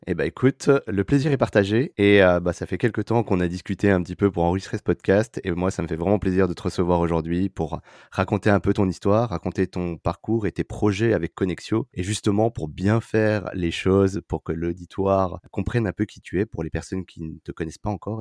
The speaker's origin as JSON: {"language": "French", "country": "France", "said": "les Français natifs"}